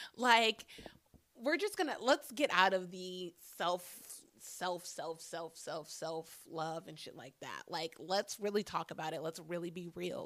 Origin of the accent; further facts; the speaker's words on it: Phoenix, Arizona, United States; I'm a fucking black girl born and raised in Phoenix, Arizona.